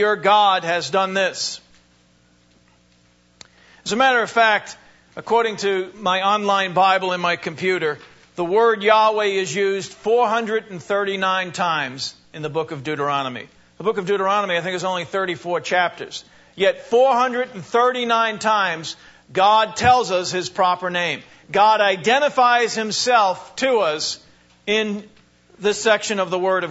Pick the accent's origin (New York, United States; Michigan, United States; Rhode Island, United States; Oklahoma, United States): New York, United States; New Hyde Park; I was born in New High Park, Long Island